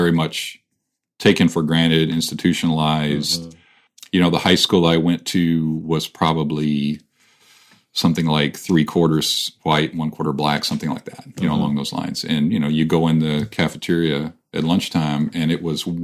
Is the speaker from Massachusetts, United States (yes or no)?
no; Missouri, United States; moved away as an adult; now in California, United States; where I grew up and in Missouri and places like that, the more rural places